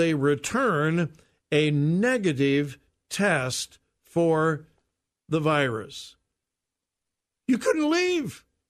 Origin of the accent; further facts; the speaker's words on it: Southern California, United States; moved away; Most of you probably know I was raised in Southern California. And believe it or not, I am old enough to remember when Disneyland opened. I was very young. I really was. I was just a child, but I do remember.